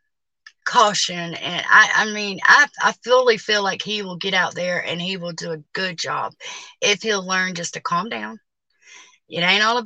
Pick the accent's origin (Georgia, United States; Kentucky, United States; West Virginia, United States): Georgia, United States; Hawkinsville; I'm from Hawkinsville, Georgia